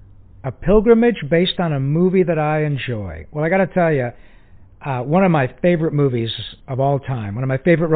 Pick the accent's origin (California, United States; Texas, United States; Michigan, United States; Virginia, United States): Michigan, United States; I grew up in Michigan